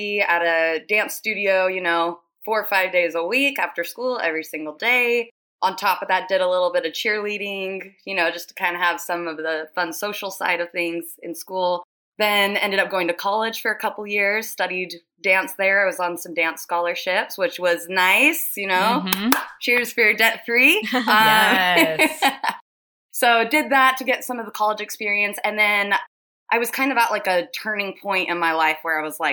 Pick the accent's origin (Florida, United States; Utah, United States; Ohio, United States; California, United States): Utah, United States; Lehi; I am from Lehigh, Utah